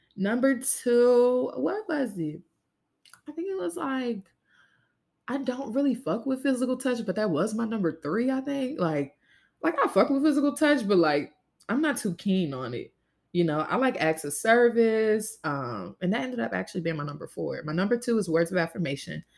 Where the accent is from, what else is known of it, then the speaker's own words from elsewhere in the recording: Louisiana, United States; I was born and raised in Louisiana